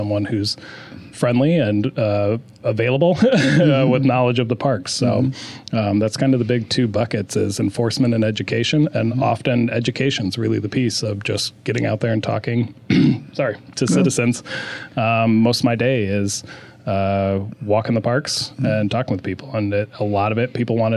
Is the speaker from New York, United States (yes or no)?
no; Michigan, United States; moved away as an adult; now in Issaquah, United States; I'm actually originally from Michigan